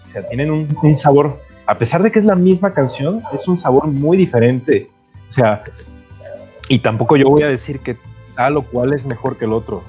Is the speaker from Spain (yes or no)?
no; Mexico